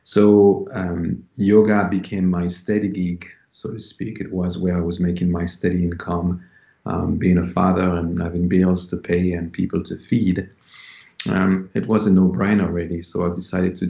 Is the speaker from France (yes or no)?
yes; Paris, Île-de-France, France; moved away as an adult; now in London, United Kingdom; I was born in Paris, and I grew up in Paris as well, in France. And I left when I was 19 to come here in London to the UK.